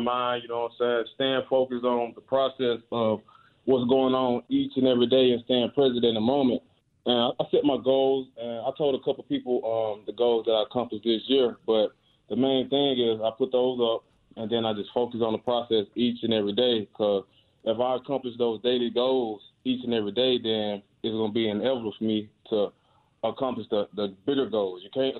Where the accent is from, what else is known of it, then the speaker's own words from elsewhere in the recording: Clarksdale, Mississippi, United States; I was headed home to Mississippi today, my hometown, Clarksdale, Mississippi.